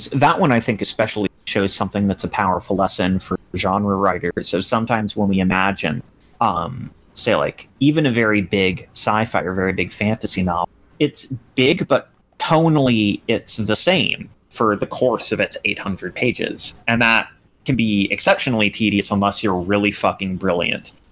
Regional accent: United Kingdom; I'm British and I live on a boat ass name.

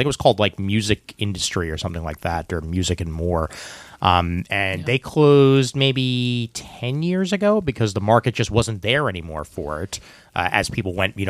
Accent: New York City, New York, United States; when I was growing up on King's Highway...

